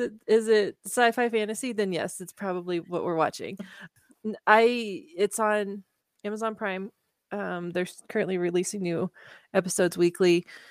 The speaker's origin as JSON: {"language": "English", "region": "Kansas", "country": "United States", "tie": "born or raised there", "said": "I did not grow up in Oklahoma. I grew up in Kansas"}